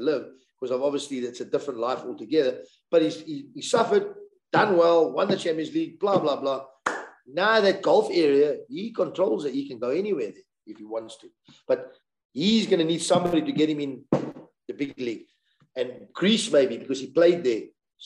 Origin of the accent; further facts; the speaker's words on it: South Africa; where are you from? South Africa